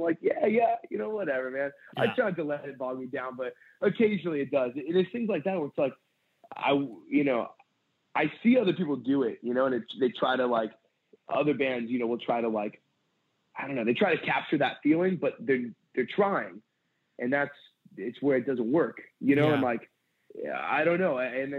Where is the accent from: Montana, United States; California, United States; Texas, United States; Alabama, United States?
California, United States; San Pedro; I grew up in San Pedro, California. And I left there. I just turned 18.